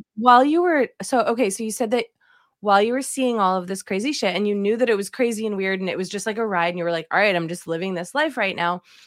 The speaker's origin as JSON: {"language": "English", "region": "East Coast", "country": "United States", "moved": "yes", "said": "I'm from the East Coast as well, and I say aunt"}